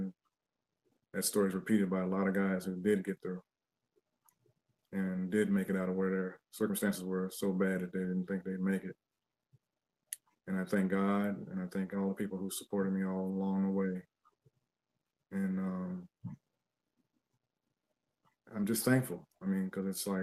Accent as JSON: {"language": "English", "town": "Cincinnati", "region": "Ohio", "country": "United States", "tie": "born or raised there", "also_born_or_lived": "Seattle / Los Angeles", "moved": "yes", "said": "since I was a teenager, since growing up in Cincinnati"}